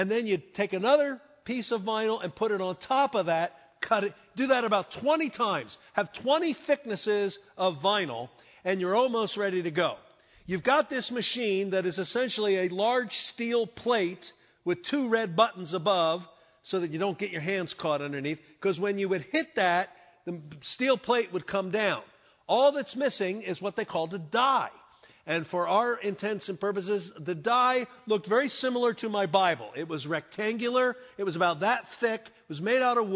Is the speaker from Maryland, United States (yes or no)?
no; Philadelphia, Pennsylvania, United States; I was born in Philadelphia, born and raised in Philadelphia, good, solid, blue-collar family.